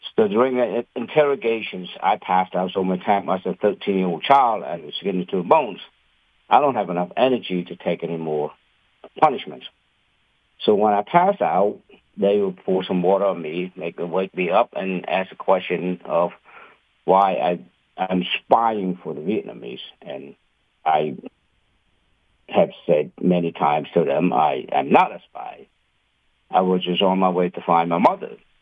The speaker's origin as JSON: {"language": "English", "country": "Cambodia", "tie": "born or raised there", "moved": "yes", "lives_now": "United States", "said": "I am an immigrant from Cambodia"}